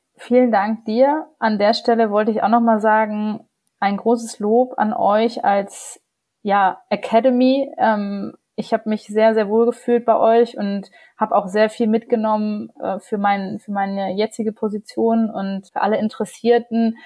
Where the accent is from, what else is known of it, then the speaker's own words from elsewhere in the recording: Germany; bei uns in Deutschland